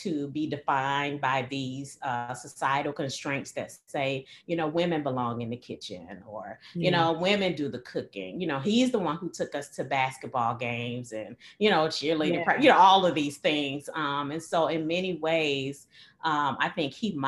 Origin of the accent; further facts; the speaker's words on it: East St. Louis, Illinois, United States; I was born and raised in East St. Louis, Illinois.